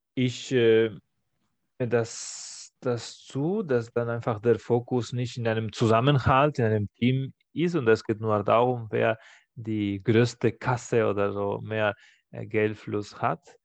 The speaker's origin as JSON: {"language": "German", "town": "Barcelona", "region": "Catalonia", "country": "Spain", "tie": "born or raised there", "second_language": "German", "moved": "yes", "said": "in meiner Heimatstadt in Barcelona"}